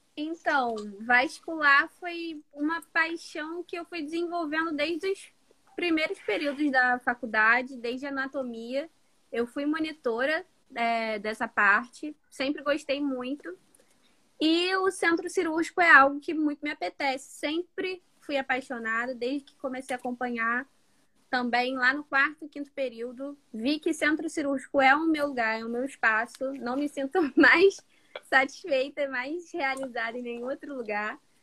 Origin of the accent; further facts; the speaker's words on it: Nova Iguaçu, Rio de Janeiro, Brazil; sou do Rio de Janeiro, Nova Iguaçu, para ser mais exata, Baixada Fluminense